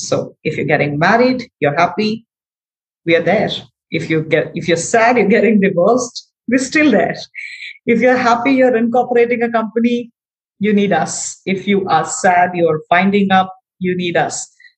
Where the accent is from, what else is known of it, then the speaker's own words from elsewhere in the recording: Darbhanga, Bihar, India; now in New Delhi, India; I am from a very small city called Darbhanga in Bihar. Okay. Bihar is one of the states in India.